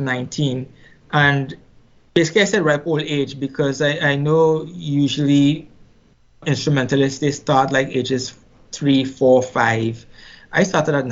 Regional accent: Trinidad & Tobago; I grew up in Trinidad and Tobago, born and raised. Actually, Trinidad and Tobago is a twin island republic. So I was born on the larger island, which is Trinidad

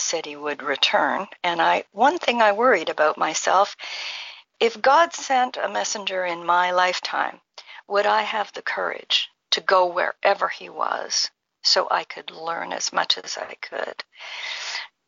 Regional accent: Ottawa Valley, Ontario, Canada; also born or lived in Haifa, Israel; I grew up in Canada in a village near our capital, Ottawa. It was referred to as the Ottawa Valley

